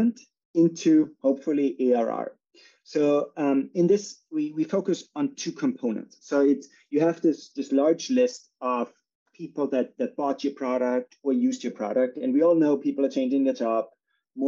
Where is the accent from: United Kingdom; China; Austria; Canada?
Austria; Salzburg; moved away as an adult; now in San Francisco, United States; I'm originally from Austria, born in Salzburg